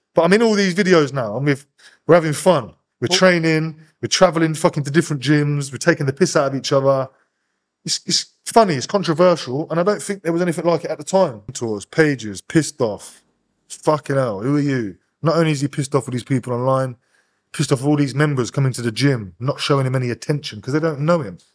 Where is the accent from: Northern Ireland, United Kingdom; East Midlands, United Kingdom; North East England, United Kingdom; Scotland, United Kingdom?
East Midlands, United Kingdom; Northampton; I'm from Northampton, but all my people were from Wellingborough